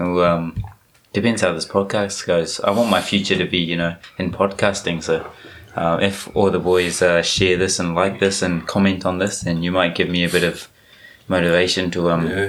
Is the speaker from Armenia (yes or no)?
no; Rotorua, Bay of Plenty, New Zealand; now in Japan; Born and raised in Rotorua, went to Auckland University. Then graduated, came to Japan and started translating at Coca-Cola Red Sparks.